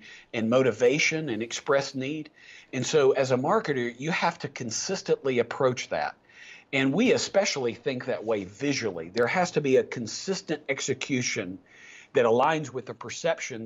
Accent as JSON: {"language": "English", "region": "East Tennessee", "country": "United States", "said": "I was a redneck from East Tennessee"}